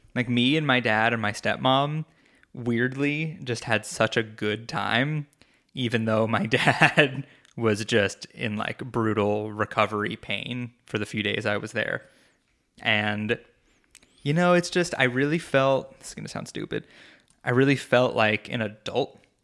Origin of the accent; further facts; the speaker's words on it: New York, United States; moved away as an adult; I moved away from New York in twenty sixteen